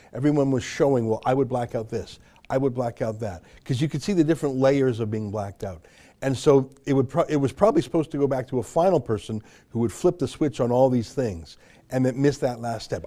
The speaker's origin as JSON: {"language": "English", "country": "Canada", "said": "I'm a Canadian journalist and author."}